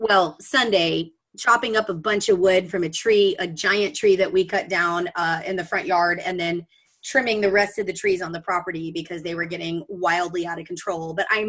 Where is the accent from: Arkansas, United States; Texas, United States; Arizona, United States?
Texas, United States; Austin; I was born and raised in Austin. So Hannah, I don't have the panhandle thing that you do, but my family's all from Michigan, so I spent plenty of time up there.